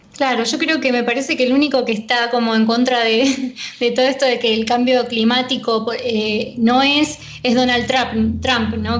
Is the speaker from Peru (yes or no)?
no; Argentina; yo nací acá en Argentina, este, soy de zona oeste, y me acuerdo que salía a, la calle a jugar